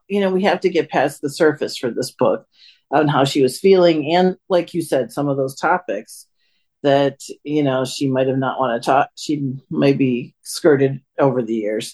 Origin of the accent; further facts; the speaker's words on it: Chicago, Illinois, United States; I'm from Chicago.